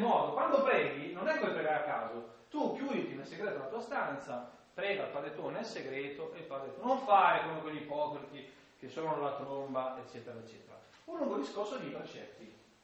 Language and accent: Italian; Milan area, Lombardy, Italy; accent: Milanese; dalle mie parti si dice, guarda Gesù, ve lo dico in, in dialetto, che avest, in dialetto milanese